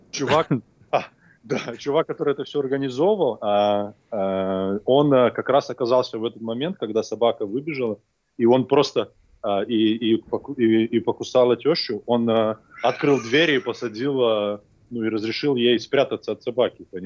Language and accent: Russian; Belarus; я вообще решил проблему чисто по-белорусски, как настоящий белорус.